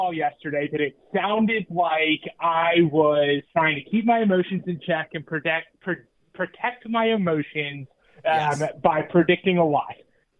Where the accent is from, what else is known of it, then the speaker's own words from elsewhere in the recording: Philadelphia, Pennsylvania, United States; moved away as an adult; also born or lived in Bucks County, Pennsylvania; now in Richmond, United States; I am originally from Philadelphia. I grew up in the Northeast, moved out to Bucks County, did most of school there, and then moved away after high school. And now I live in Richmond, but I'm from Philly originally.